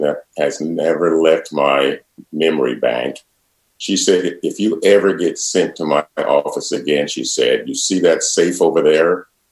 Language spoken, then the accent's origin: English; Centerville, Iowa, United States; I grew up in Centerville in a very fundamentally spiritual and religious family